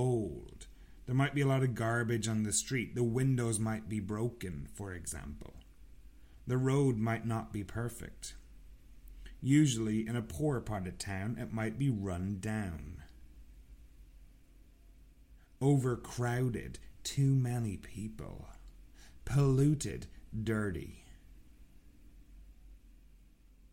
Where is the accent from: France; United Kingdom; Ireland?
Ireland; Sligo, Connacht; I'm from a town called Sligo. Sligo is situated in the west of Ireland.